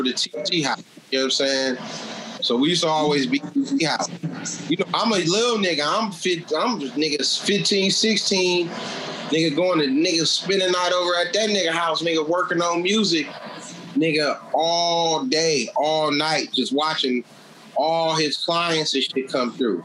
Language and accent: English; San Francisco, California, United States; I'm from Lakeview.